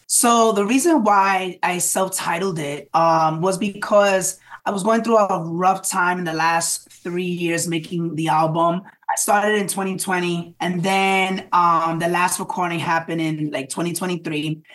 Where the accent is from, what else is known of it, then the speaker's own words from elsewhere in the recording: New York City, New York, United States; a Latino artist growing up in the Bronx